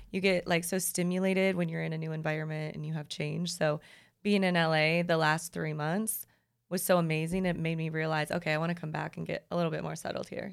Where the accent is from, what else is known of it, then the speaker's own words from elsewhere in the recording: Minnesota, United States; moved away as an adult; also born or lived in Chicago / Los Angeles; I'm from Minnesota. I lived in Chicago